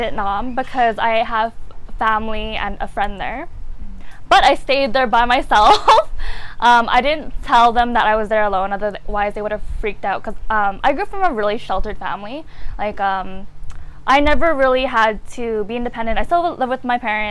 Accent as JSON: {"language": "English", "town": "Vancouver", "region": "British Columbia", "country": "Canada", "said": "Vancouver, Canada."}